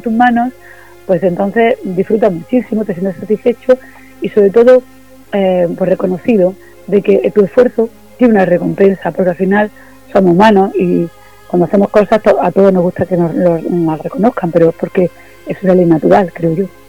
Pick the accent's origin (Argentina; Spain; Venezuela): Spain; Almería, Andalusia; yo soy de Almería, vivo en Almería, estoy